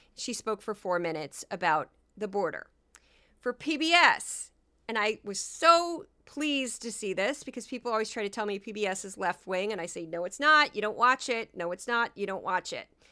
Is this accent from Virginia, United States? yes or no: no; Missouri, United States; I'm from Missouri